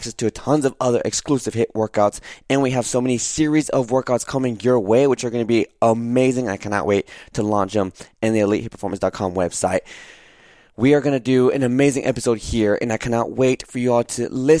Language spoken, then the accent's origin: English; Santa Barbara, California, United States; I was born in Santa Barbara, California.